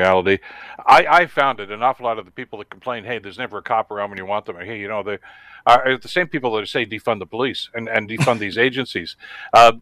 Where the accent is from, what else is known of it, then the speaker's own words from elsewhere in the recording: Canada; as a Canadian citizen